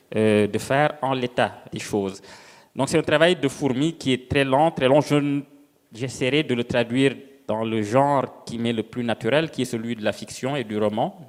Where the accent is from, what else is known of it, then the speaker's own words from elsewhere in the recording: Senegal; moved away; je viens du Sénégal, euh, d'un petit village où je retourne assez souvent